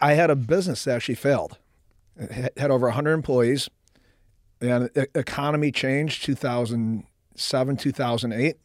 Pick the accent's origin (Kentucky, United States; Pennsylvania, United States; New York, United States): New York, United States; Buffalo; moved away as an adult; Middle, middle class upbringing, Buffalo, New York.